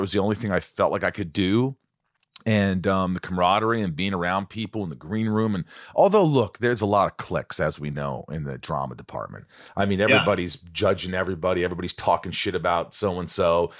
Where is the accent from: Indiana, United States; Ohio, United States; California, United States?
Indiana, United States; also born or lived in New York; I was born in New York, but I grew up in Indiana, small town in Indiana from the time I was eight on